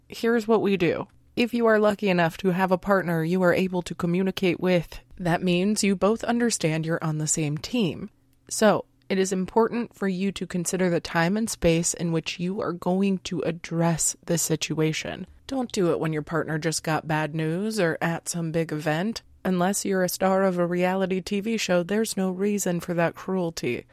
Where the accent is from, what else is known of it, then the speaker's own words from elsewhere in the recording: United States; we were raised in American culture